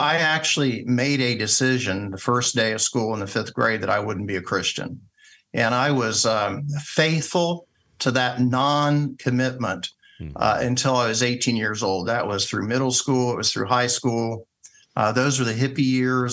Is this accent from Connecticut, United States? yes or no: no; Springfield, Ohio, United States; I came back to my hometown, which is Springfield, Ohio.